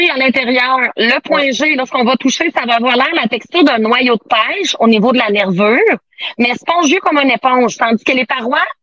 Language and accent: French; Saint-Ferdinand, Quebec, Canada; Je viens, de Saint-Ferdinand.